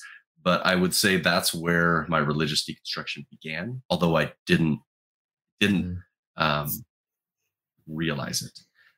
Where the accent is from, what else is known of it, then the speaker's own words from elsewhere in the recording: Portland, Oregon, United States; I've never lived in Utah, so I'm not from Utah. I'm from the Pacific Northwest, Portland, Oregon. I live in a suburb just outside of Portland, Oregon.